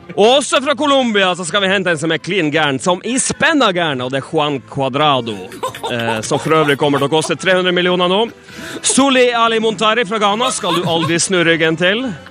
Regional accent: Northern Norway, Norway; moved away as an adult; now in Stockholm, Sweden; nå er jeg fra Nord-Norge

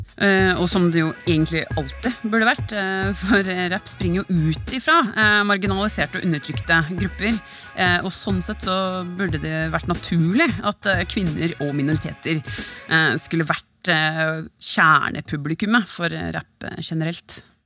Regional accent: Norway; vi nordmenn

